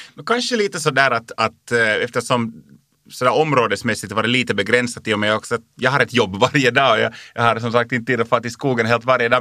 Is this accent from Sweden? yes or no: no; Lappträsk, Uusimaa, Finland; moved away as an adult; now in Helsinki, Finland; där var jag född och uppväxt och där var jag bott mina 20 första år